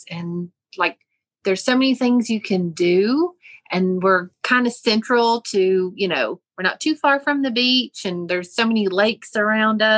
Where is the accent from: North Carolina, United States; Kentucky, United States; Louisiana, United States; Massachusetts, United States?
North Carolina, United States; Weaverville; So Weaverville, you know, went to North Buncombe High School